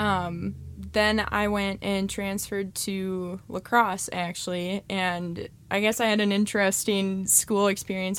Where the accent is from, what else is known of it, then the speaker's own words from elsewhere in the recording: Mosinee, Wisconsin, United States; I grew up in Mosinee.